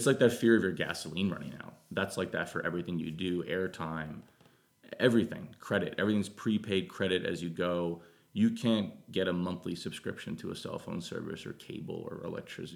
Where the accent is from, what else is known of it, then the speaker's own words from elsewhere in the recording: Yorktown Heights, New York, United States; also born or lived in Armonk, New York / Boulder, Colorado; I grew up in the suburbs of New York. I grew up in northern Westchester at first, more of a blue-collar atmosphere called Yorktown Heights